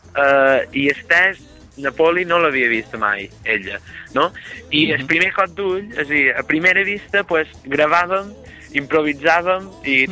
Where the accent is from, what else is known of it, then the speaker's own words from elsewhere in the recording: Serra de Tramuntana village, Mallorca, Balearic Islands, Spain; som d'un poble en estat de tramuntana que és Mascari